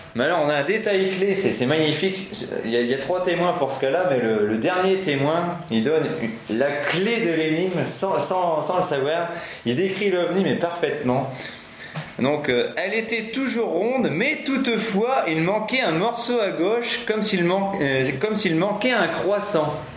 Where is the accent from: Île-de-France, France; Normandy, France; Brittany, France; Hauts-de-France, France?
Hauts-de-France, France; Picardy; comme je suis picard